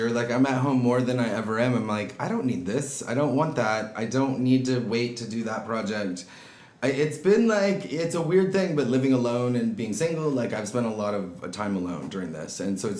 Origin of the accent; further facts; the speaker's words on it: Orange County, California, United States; also born or lived in Santa Barbara, California / Seattle, Washington; now in Los Angeles, United States; I was born in Orange County. Okay. So, I'm a California native. I've grown up here, kind of beach towns most of my life. Lived down there till about junior high school or so, then was in the Santa Barbara area for a while, through college